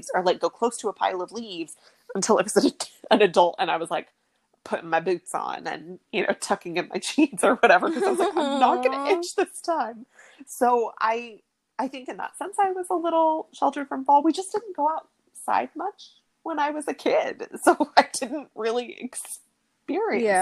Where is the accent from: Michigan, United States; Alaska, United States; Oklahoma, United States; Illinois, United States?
Oklahoma, United States; Oklahoma City; we grew up in Oklahoma City